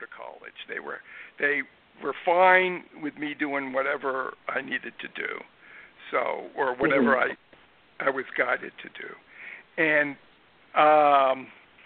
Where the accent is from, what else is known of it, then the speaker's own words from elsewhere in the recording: New Jersey, United States; When I was in middle school in New Jersey, I was raised in New Jersey